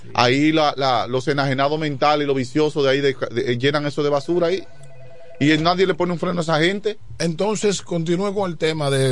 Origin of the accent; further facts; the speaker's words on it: La Romana, Dominican Republic; also born or lived in Chavón; Yo vivo en Quisqueya también, y, yo llegué a vivir a Quisqueya cuando tenía eh, unos ocho años, que fue cuando vine de Chabón